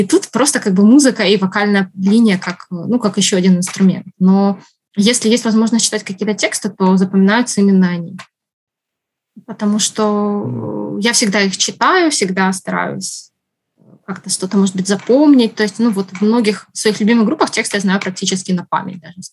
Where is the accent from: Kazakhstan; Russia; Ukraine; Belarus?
Ukraine; потому что это как бы мой родной язык, я украинский выучила только когда уже пошла в школу. Поэтому на русском я знаю больше слов.